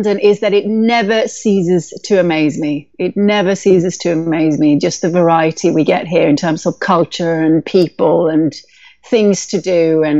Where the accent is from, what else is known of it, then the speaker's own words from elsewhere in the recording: India; also born or lived in Sweden / Canada; European by birth, Swedish by birth, but my mom worked for the Swedish Foreign Service. So I was brought up in India and in Canada.